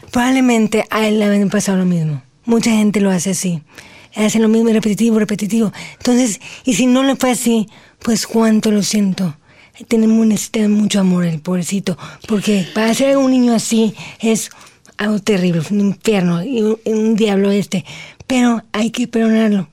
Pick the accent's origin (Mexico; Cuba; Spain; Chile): Mexico; soy la primera mexicana